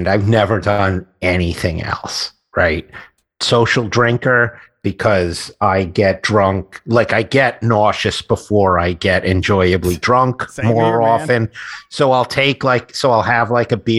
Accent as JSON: {"language": "English", "town": "New York City", "region": "New York", "country": "United States", "tie": "born or raised there", "said": "I grew up in Queens."}